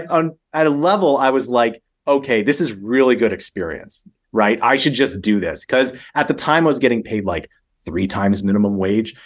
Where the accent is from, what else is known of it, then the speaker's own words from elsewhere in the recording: Calgary, Alberta, Canada; I'm from Canada, so I, I grew up in, in a place called Calgary.